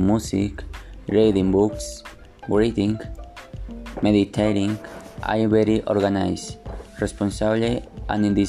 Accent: Mexico City, Mexico; English is a second language; I was born in Mexico City

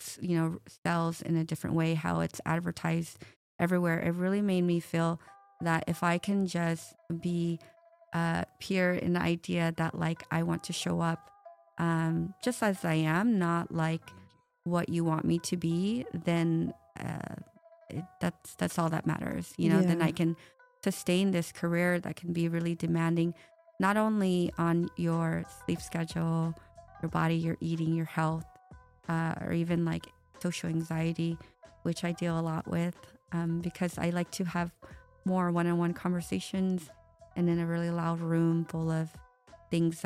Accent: United States; now in Las Vegas, United States; I was the first to be born here

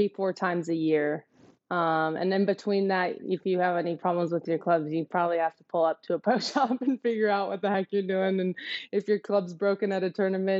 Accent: Portland, Oregon, United States; also born or lived in Tigard, Oregon / Arizona; growing up in Portland, trees all the time.

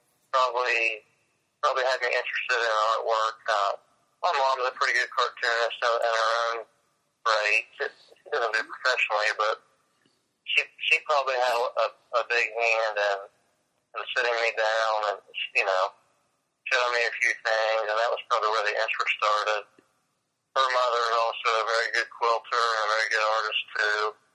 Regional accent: Jerusalem, Ohio, United States; Jerusalem, Ohio is my address, and Jerusalem is considered eastern Ohio

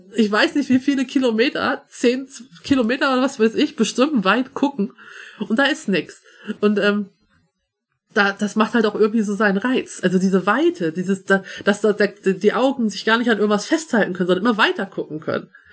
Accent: Schleswig-Holstein, Germany; also born or lived in Hamburg / Australia; Ich bin aus Schleswig-Holstein geboren und auch die meiste Zeit meines Lebens hier gewohnt

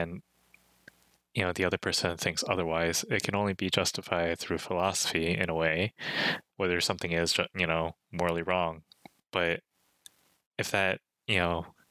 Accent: Chicago, Illinois, United States; my hometown, or our hometown, I've personally been here like all my life

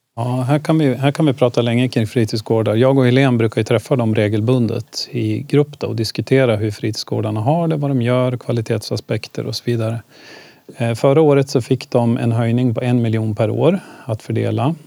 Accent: Ljusdal, Gävleborg County, Sweden; now in Gävle, Sweden; jag växte upp i Ljusdal och det var ganska stökigt där

